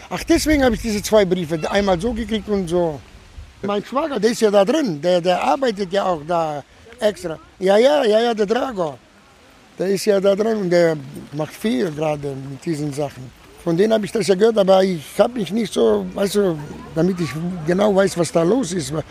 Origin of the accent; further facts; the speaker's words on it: Split, Split-Dalmatia County, Croatia; German is a second language; now in Germany; Aber ich bin äh, aus Kroatien, ehemalige Jugoslawien. Aber jetzt ist ja keine Jugoslawien mehr. Jetzt gibt es Kroatien oder Serbien und ich bin aus Kroatien, aus Split.